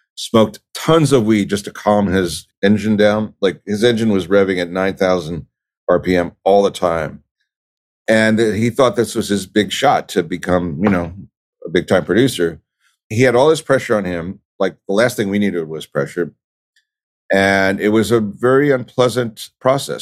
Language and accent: English; Philadelphia, Pennsylvania, United States; moved away; also born or lived in Los Angeles; I grew up in Philadelphia, I moved to L A.